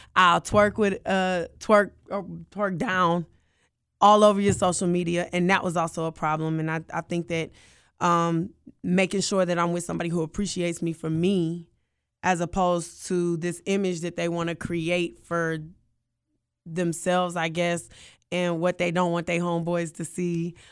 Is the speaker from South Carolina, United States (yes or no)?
no; Atlanta, Georgia, United States; I'm from Atlanta, Georgia